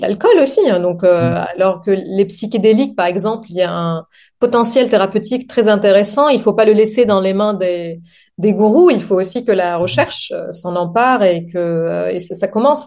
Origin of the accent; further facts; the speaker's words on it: Lebanon; French is a second language; moved away as an adult; also born or lived in Montpellier, France; now in France; je viens du Liban.